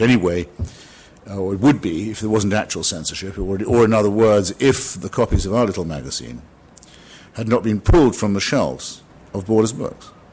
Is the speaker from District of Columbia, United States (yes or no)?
yes; Washington, District of Columbia, United States; I live in Washington, it's my hometown, Washington, D.C., nation's capital.